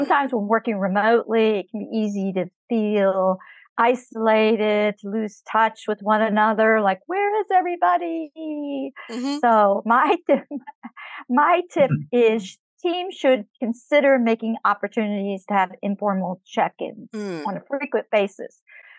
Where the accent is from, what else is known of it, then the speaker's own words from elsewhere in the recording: Atlanta, Georgia, United States; I am Business English Coach. I am from Atlanta, Georgia in the United States.